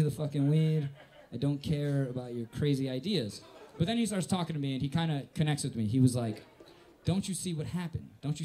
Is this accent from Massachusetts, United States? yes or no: no; Northwest Indiana, United States; also born or lived in South Korea; I'm from Northwest Indiana